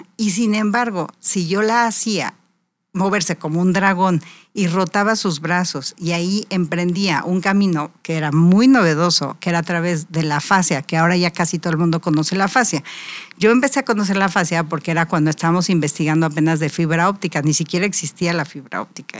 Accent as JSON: {"language": "Spanish", "region": "Querétaro", "country": "Mexico", "said": "otomí, nuestra lengua natal de Querétaro"}